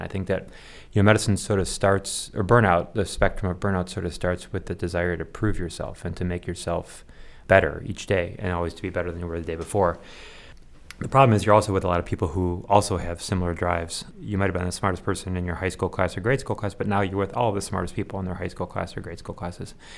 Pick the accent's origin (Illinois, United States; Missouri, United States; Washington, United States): Illinois, United States; Chicago; I was born in Chicago area